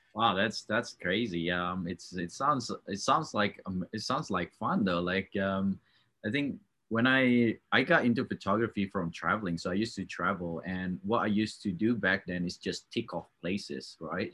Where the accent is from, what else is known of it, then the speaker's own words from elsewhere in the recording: Australia; now in Canada; i'm from australia